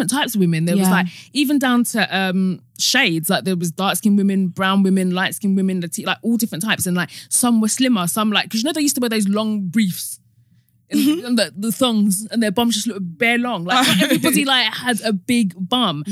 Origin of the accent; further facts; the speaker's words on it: Essex, East of England, United Kingdom; I grew up in Essex